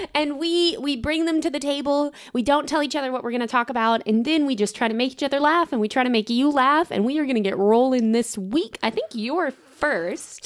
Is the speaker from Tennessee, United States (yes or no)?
yes; Tennessee, United States; we're from Tennessee